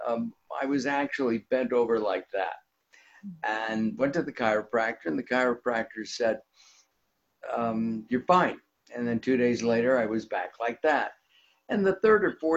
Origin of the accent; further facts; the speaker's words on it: Los Angeles, California, United States; I grew up in the San Fernando Valley, which is part of Los Angeles.